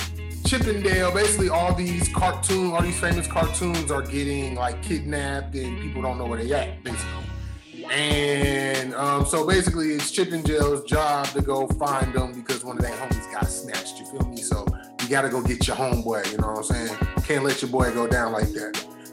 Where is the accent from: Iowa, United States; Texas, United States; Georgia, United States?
Georgia, United States; Atlanta; … because I'm from Atlanta.